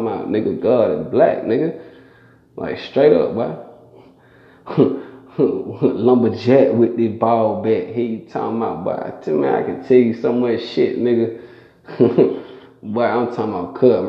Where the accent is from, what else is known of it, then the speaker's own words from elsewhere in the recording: Stone Mountain, Georgia, United States; I'm from Stone Mountain